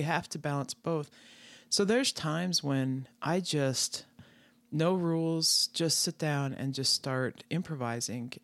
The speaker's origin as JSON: {"language": "English", "region": "Wyoming", "country": "United States", "tie": "born or raised there", "said": "I grew up in Wyoming, out in the middle of the country, so in ranch country"}